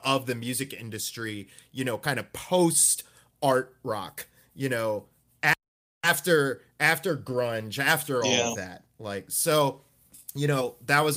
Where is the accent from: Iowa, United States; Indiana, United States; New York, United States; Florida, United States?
Florida, United States; Gainesville; my hometown, Gainesville, Florida